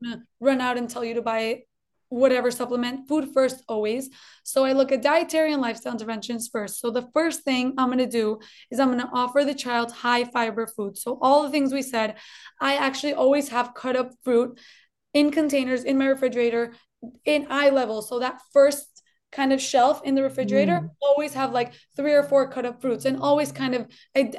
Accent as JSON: {"language": "English", "country": "Colombia", "tie": "born or raised there", "moved": "yes", "lives_now": "United States", "said": "I'm originally from Colombia, actually. I was born in Colombia. That's why maybe you'll hear a little twinge of an accent"}